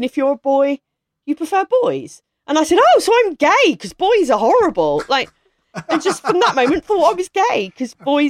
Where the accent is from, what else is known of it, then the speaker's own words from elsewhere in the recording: Maidstone, South East England, United Kingdom; I grew up in Maidstone in Kent.